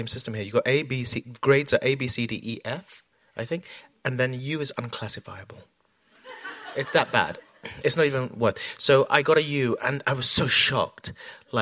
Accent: London, United Kingdom; when I was born, we grew up in South London

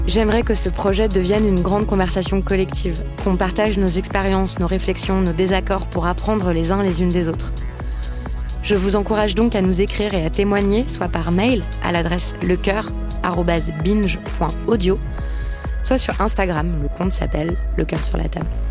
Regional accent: France; also born or lived in Paris; J'ai grandi en France hexagonale comme une femme blanche

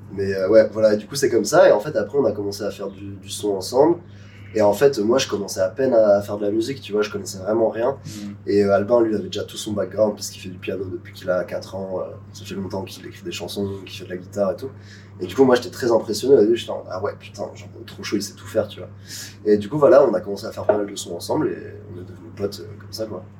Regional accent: Nice, Provence-Alpes-Côte d'Azur, France; on était au lycée ensemble, on a grandi à Nice

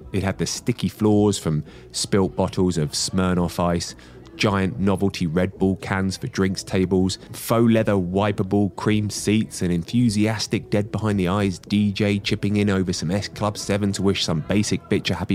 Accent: Bath, South West England, United Kingdom; my hometown of Bath

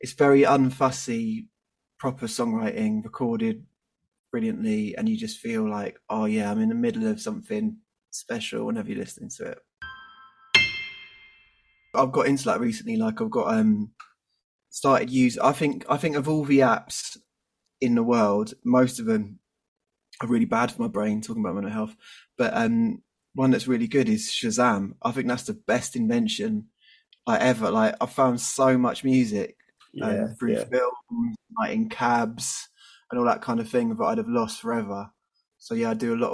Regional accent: England, United Kingdom; I'm typical English.

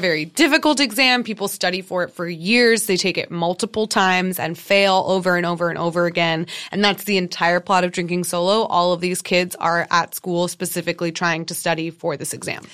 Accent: United States; as an American fan

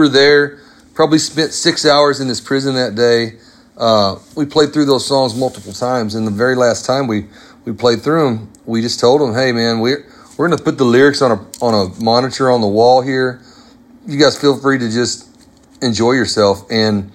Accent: Arkansas, United States; I grew up in Arkansas, about an hour from where … was born

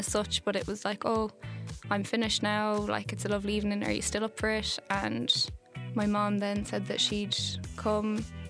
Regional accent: Galway, Connacht, Ireland; I'm 23 and I'm from Galway

